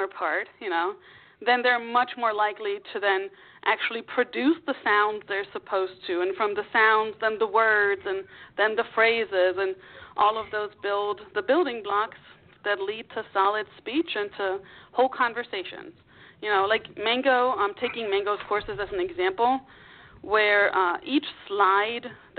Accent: Germany; English is a second language; moved away as an adult; now in United States; English is not my first language. It's my second language after growing up in Germany.

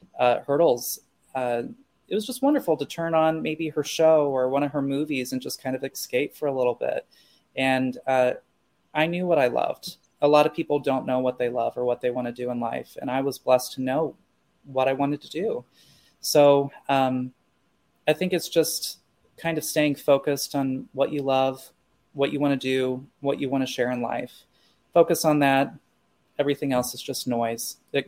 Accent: Midwest, United States; And I think a lot of it was growing up in the Midwest and people not being exposed to a variety of different individuals or people or experiences.

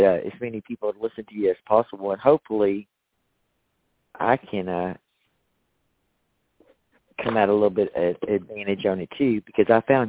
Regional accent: Texas, United States; I'm a Texan.

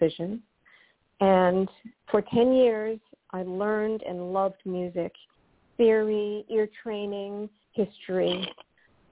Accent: New York City, New York, United States; I was born and raised in Forest Hills, Queens.

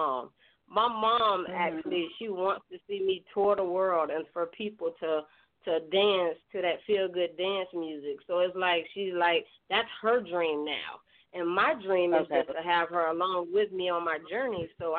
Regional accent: Mulberry, Florida, United States; I'm from Florida, near Tampa. It's a small town called Mulberry. It got 5 lights.

